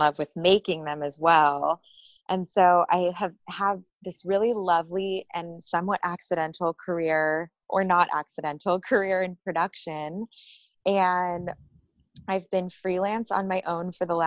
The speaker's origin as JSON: {"language": "English", "town": "Folsom", "region": "California", "country": "United States", "tie": "born or raised there", "moved": "yes", "said": "I grew up in California outside of Sacramento"}